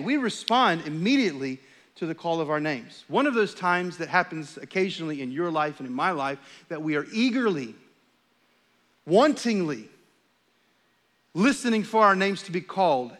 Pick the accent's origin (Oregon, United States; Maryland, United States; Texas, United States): Texas, United States; also born or lived in Charlotte, North Carolina; We're from Texas. This is home for us.